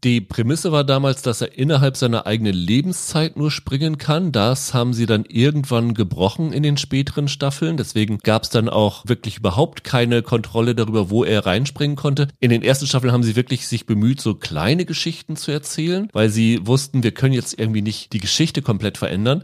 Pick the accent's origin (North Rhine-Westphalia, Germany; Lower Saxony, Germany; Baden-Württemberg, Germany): Lower Saxony, Germany; Ich bin ja in Niedersachsen aufgewachsen